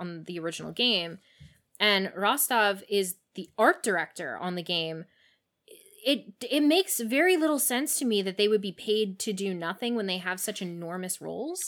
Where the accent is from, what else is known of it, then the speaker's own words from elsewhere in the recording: Canada; now in United States; even as a Canadian, I didn't quite understand when I moved here